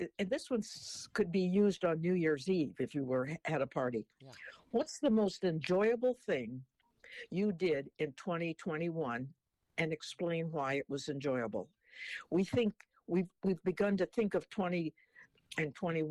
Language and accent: English; Portland, Oregon, United States; I was born in Portland, Oregon